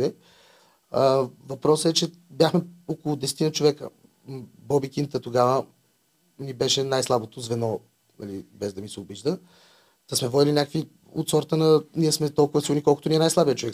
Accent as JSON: {"language": "Bulgarian", "town": "Vratsa", "region": "Vratsa Province", "country": "Bulgaria", "said": "Аз съм от Враца, има, майка ми от Враца има голяма рода"}